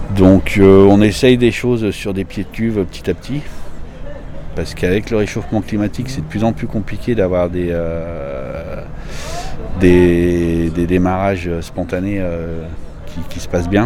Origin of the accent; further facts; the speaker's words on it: Beaujolais, Auvergne-Rhône-Alpes, France; je suis natif d'Audena donc oui, je suis natif du Beaujolais